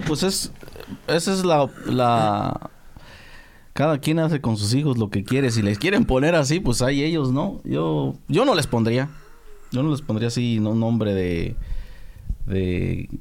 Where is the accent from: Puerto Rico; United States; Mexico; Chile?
Mexico; yo soy mexicano, 100% mexicano